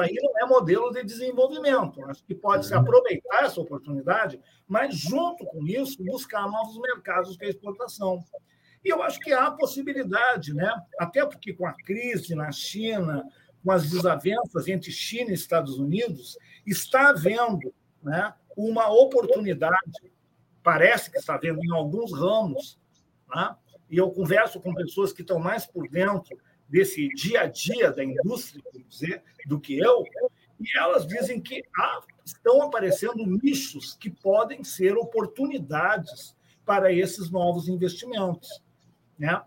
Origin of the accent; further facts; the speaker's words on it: São Borja, Rio Grande do Sul, Brazil; eu sou de São Borja